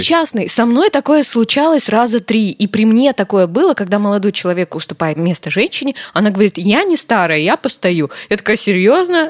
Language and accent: Russian; Karaganda, Karaganda Region, Kazakhstan; в Караганде, в моем родном городе